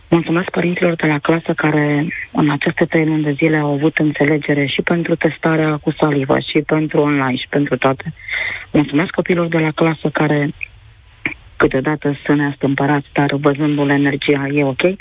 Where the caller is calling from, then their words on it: Bacău, Bacău County, Romania; Ah, bună ziua … sunt de la Bacău.